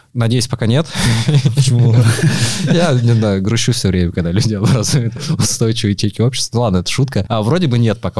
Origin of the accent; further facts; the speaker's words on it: Moscow, Russia; Я сам вырос в Москве, в Измайле